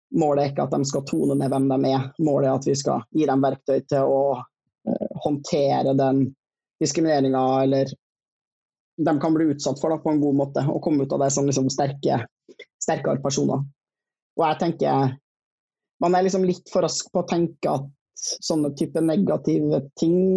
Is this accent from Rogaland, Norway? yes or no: no; Trøndelag, Norway; accent: Trøndersk; jeg er trønder